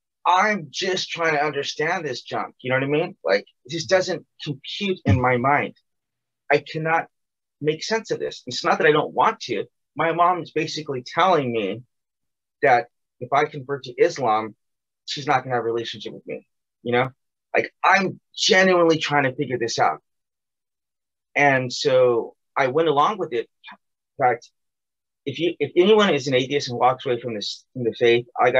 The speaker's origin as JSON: {"language": "English", "country": "United States", "tie": "born or raised there", "said": "I left America, I left my hometown"}